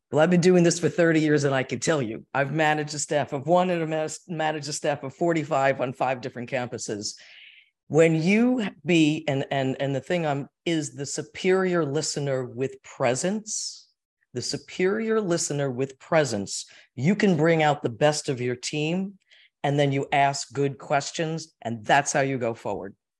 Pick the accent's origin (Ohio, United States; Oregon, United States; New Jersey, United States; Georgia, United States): New Jersey, United States; Ridgefield; We're from Richfield, New Jersey. I am a Jersey girl